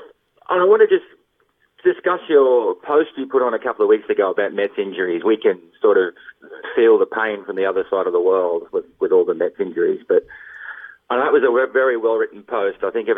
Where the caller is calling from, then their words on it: Surfers Paradise, Queensland, Australia; Surfers Paradise, Australia.